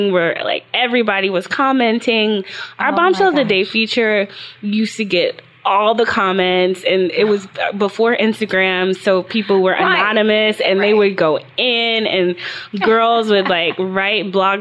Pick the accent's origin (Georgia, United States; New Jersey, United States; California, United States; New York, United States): Georgia, United States; Atlanta; I grew up in Atlanta, Georgia